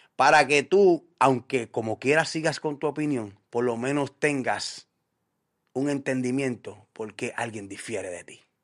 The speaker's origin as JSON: {"language": "Spanish", "country": "Puerto Rico", "said": "como puertorriqueño"}